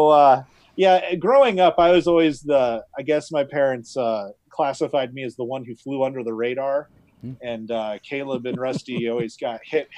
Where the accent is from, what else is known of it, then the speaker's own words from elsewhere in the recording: Sheridan, Wyoming, United States; moved away as an adult; also born or lived in China; now in Casper, United States; we came back to my hometown, Sheridan